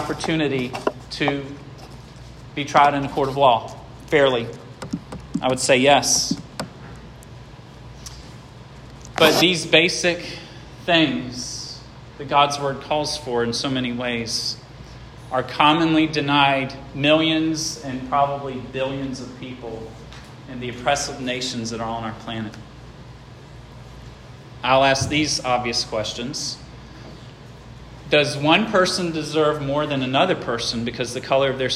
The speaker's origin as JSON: {"language": "English", "area": "Gates County", "region": "North Carolina", "country": "United States", "tie": "born or raised there", "also_born_or_lived": "Franklin, Virginia", "said": "I was born in Gates County."}